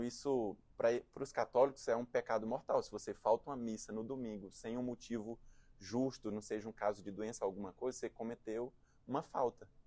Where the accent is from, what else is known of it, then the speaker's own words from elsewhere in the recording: Presidente Dutra, Maranhão, Brazil; also born or lived in Teresina / João Pessoa / Recife / Canada; now in São Paulo, Brazil; sou natural do, do interior do Maranhão, uma cidade de cinquenta mil habitantes chamada Presidente Dutra.